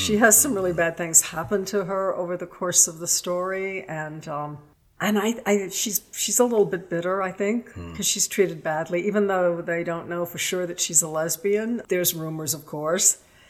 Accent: Richmond, Virginia, United States; Richmond, Virginia.

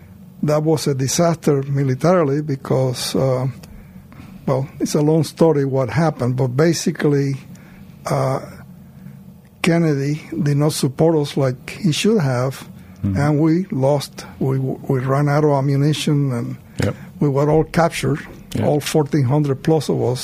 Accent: Cuba; moved away as an adult; also born or lived in Florida / Salt Lake City / Philadelphia / Maine; now in Idaho, United States; I was born in Cuba

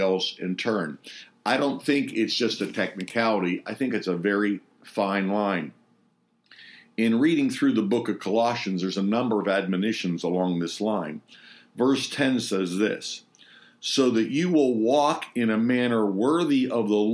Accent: Pittsburgh, Pennsylvania, United States; Pittsburgh, my hometown

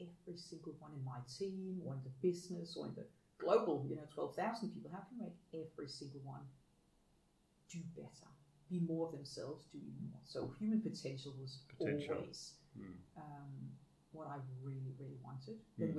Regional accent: Denmark; I get more and more humbled by what I got given and what I took for granted growing up in Denmark.

